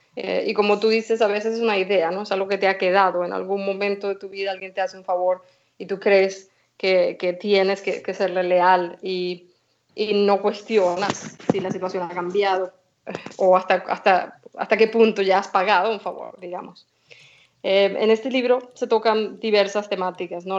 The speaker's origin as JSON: {"language": "Spanish", "country": "Venezuela", "tie": "born or raised there", "also_born_or_lived": "Spain / Galicia / Germany / England", "moved": "yes", "lives_now": "Stockholm, Sweden", "said": "Yo nací en Venezuela, mi madre es gallega, así que nos mudamos a España, estudié allí"}